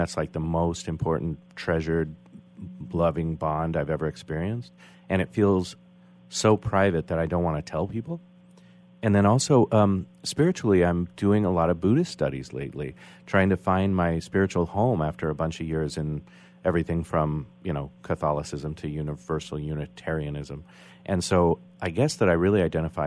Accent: United States; I'm identifying as American

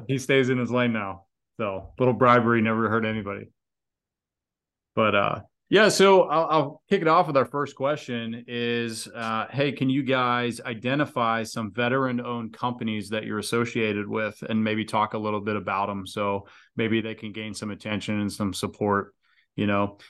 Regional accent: United States; maybe being an American

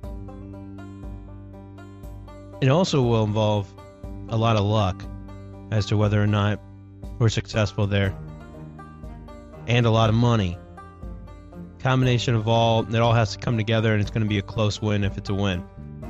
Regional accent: Ohio, United States; my home state

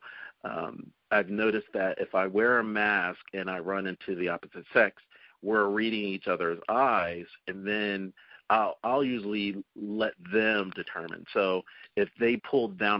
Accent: Delaware Valley, United States; moved away; I'm originally from the Delaware Valley, I mean, we had generations of family that still live there

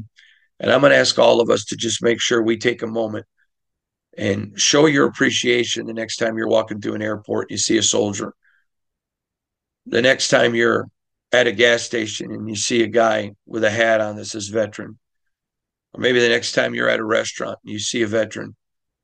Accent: Michigan, United States; now in Las Vegas, United States; growing up in Michigan

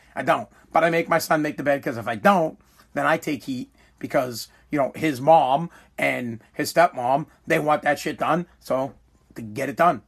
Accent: United States; I believe I am more American than America

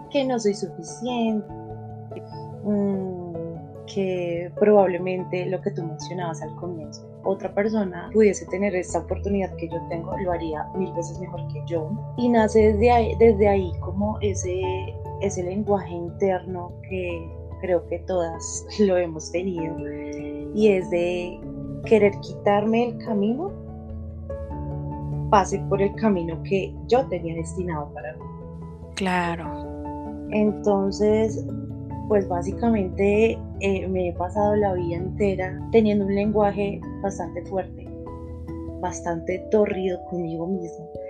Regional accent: Bogotá, Colombia; also born or lived in Chía; yo soy colombiana, soy de Bogotá. Nací en un lugar cerquita a Bogotá que se llama Chía.

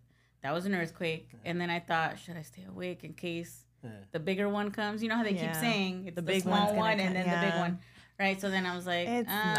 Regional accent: Los Angeles, California, United States; I grew up here.

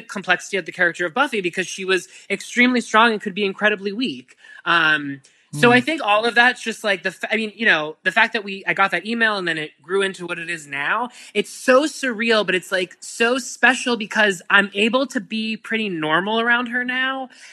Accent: Pittsburgh, Pennsylvania, United States; I'm from Pittsburgh

